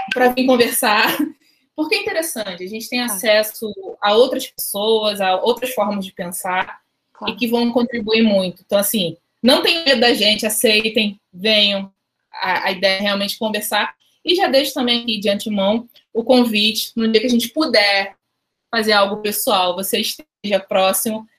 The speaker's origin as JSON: {"language": "Portuguese", "town": "Juazeiro do Norte", "region": "Ceará", "country": "Brazil", "tie": "born or raised there", "moved": "yes", "lives_now": "Rio de Janeiro, Brazil", "said": "eu sou do interior do Ceará, Inês. Eu moro no, no Rio já há bastante tempo, mas eu nasci em Juazeiro do Norte, que é interior do Ceará"}